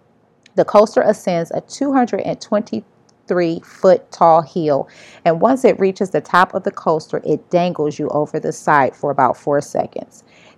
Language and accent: English; Cleveland, Ohio, United States; I was born and raised in Cleveland, Ohio, only a 45-minute drive to Sandusky, Ohio